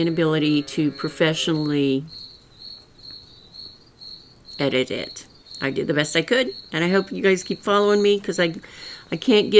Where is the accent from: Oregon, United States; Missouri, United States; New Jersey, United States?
Missouri, United States; rural; accent: rural Missouri; I've got that rural Missouri accent